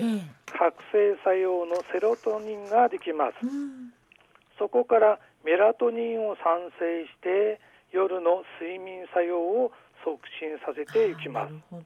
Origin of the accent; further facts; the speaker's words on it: Aomori, Japan; 生まれも育ちも青森